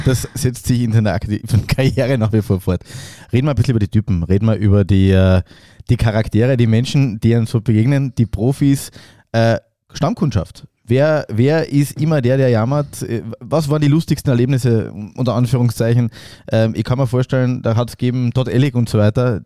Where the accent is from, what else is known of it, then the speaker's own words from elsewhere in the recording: Klagenfurt, Carinthia, Austria; Ich bin ja Klagenfurter